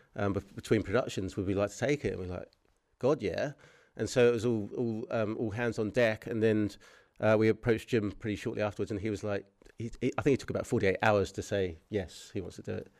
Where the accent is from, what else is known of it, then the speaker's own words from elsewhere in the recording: New Zealand; moved away; I grew up in, um, New Zealand